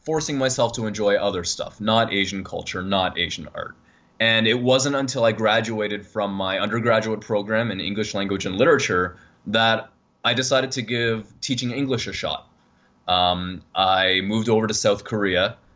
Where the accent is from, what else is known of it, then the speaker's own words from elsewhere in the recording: Toronto, Ontario, Canada; accent: Canadian; in Toronto. Um, wait until I say a boot, and then you'll be definitely be able to tell that I'm Canadian.